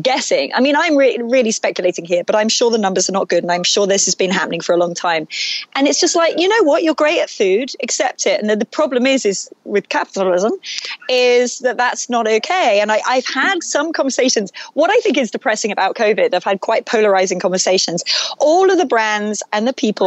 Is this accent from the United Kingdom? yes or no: yes; England, United Kingdom; moved away; growing up in England